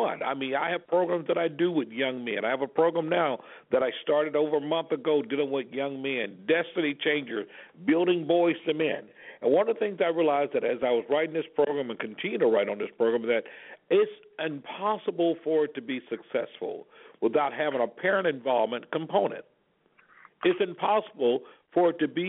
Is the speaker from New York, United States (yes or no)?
no; Alabama, United States; I grew up in Alabama in the Deep South.